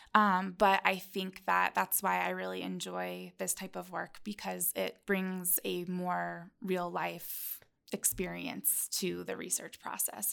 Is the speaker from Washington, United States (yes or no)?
yes; Tri-Cities, Washington, United States; moved away as an adult; also born or lived in Albany, New York; I'm from the Pacific Northwest in an area called the Tri-Cities in Washington State